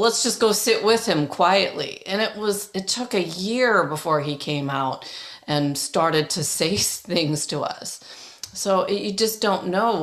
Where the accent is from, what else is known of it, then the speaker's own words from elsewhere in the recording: Toronto, Ontario, Canada; also born or lived in England; I grew up in Toronto.